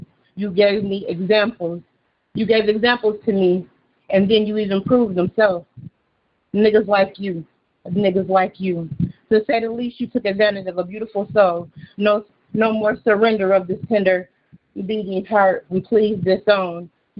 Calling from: Beloit, Wisconsin, United States; Okay, so I'm calling from … I'm calling from Beloit, Wisconsin.

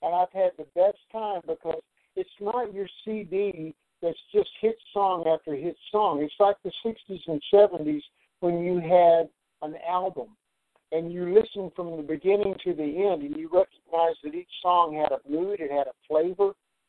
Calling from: Nashville, Tennessee, United States; I'm calling in from Nashville, Tennessee. I kind of go back and forth between Charleston, South Carolina, and Nashville.

